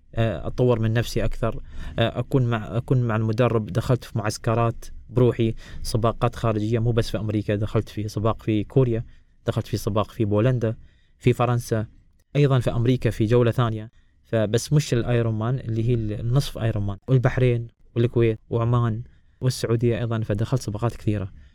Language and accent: Arabic; United Arab Emirates; انا ولد الامارات ولد زايد